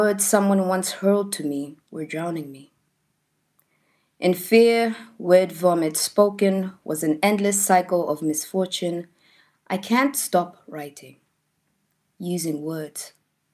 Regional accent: Australia; moved away; many traumas that I've lived past from being an Australian

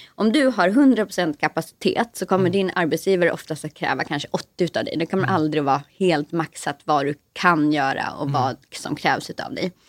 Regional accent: Sweden; moved away as an adult; now in Stockholm, Sweden; Jag är själv inte från Stockholm, jag är från en liten skruttig landsort mitt i landet.

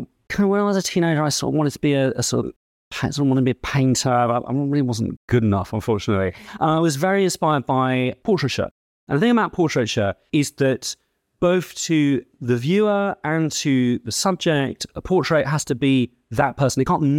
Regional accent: United Kingdom; I suppose I'm British and Jewish.

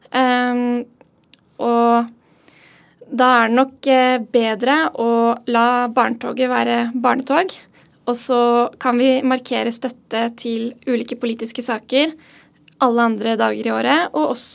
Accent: Oslo, Norway; Ja, jeg er jo fra Oslo, fra Kjelsås. Eh, så jeg har gått, eh, gått noen turer forbi Slottet på 17. mai.

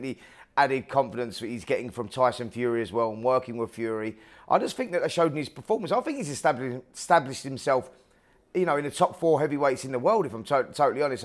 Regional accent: United Kingdom; British fight fans over here

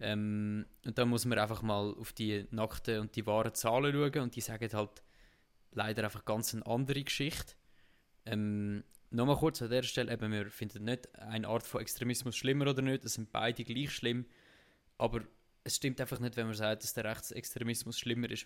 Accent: Zug, Switzerland; wir sind im gleichen Kanton ja aufgewachsen

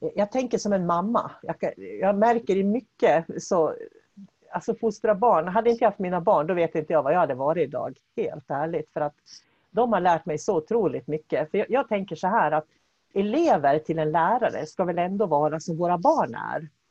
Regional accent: Norrbotten County, Sweden; vi är ju båda från Norrland och jag kommer ju från Norrbotten också

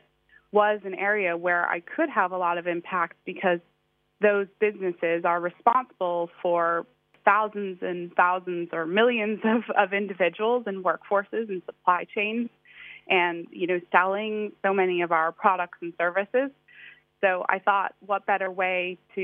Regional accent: outside of Boston, Massachusetts, United States; moved away as an adult; now in London, United Kingdom; I did grow up in the States, in the East Coast. So outside of Boston, really cool city

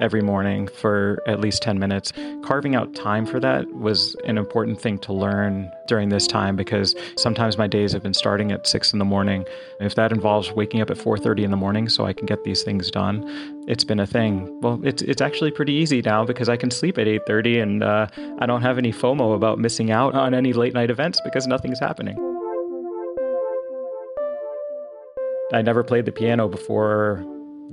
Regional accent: Boston, Massachusetts, United States; moved away; I grew up in Boston and my family is there

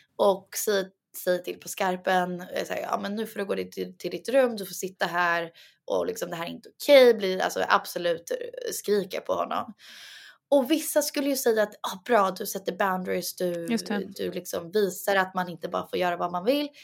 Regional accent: Sweden; jag och Douglas pratar ju egentligen svenska med varandra för vi mm. båda är svenskar

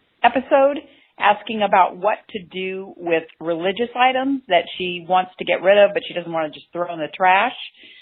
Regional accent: Los Angeles, California, United States; I'm from Los Angeles

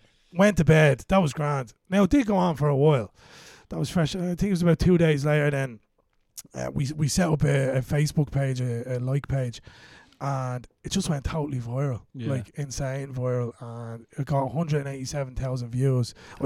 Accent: Kildare, Leinster, Ireland; I'm from Kildare, a tiny little village called Strafford.

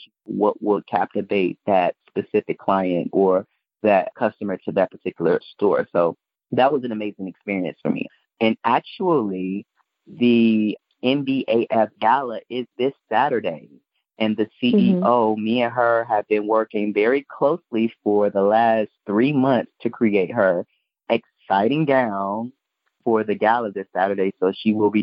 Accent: Chicago, Illinois, United States; also born or lived in Mississippi / New Orleans; growing up in Chicago, especially in inner city

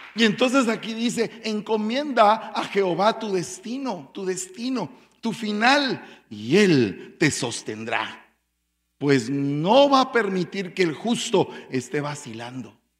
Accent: Guatemala; como dirían en mi pueblo, en buen caló chapín

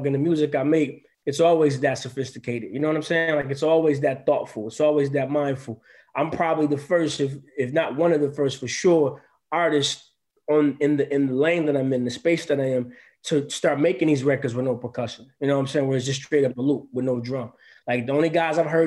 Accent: Grand Rapids, Michigan, United States; my hometown of Grand Rapids

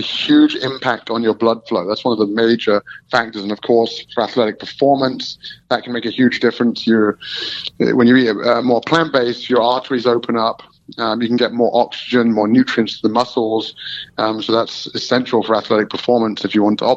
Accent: Melton Mowbray, East Midlands, United Kingdom; I'm from Melton Mowbray, which is known in England as the rural

